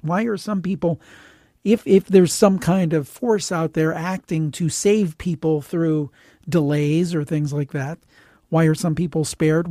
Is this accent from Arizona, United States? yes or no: no; Cleveland, Ohio, United States; I'm from Cleveland and grew up actually in the city, not in the suburb